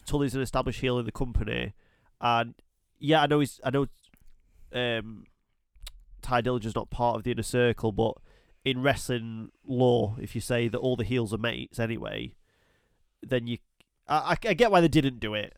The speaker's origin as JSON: {"language": "English", "country": "United Kingdom", "tie": "born or raised there", "said": "I was born and raised in the United Kingdom"}